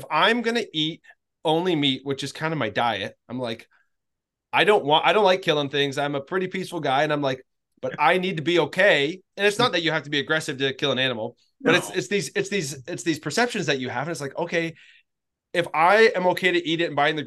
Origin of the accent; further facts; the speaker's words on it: Canada; now in Tennessee, United States; I'm a Canadian